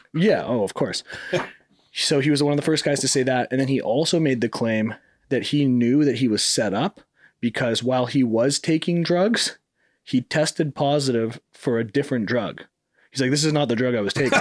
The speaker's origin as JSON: {"language": "English", "country": "Canada", "tie": "born or raised there", "also_born_or_lived": "Miami", "moved": "yes", "said": "growing up in Canada"}